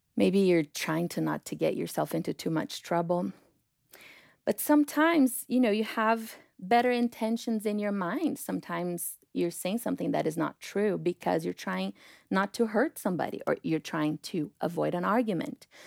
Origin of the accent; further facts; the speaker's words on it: Brazil; moved away; I'm from Brazil